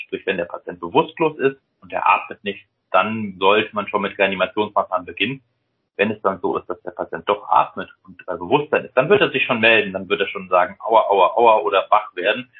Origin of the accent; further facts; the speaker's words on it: Rhineland, Germany; now in Hamburg, Germany; Ja, also ich komme aus dem Rheinland, deswegen so der Rheinländer an für sich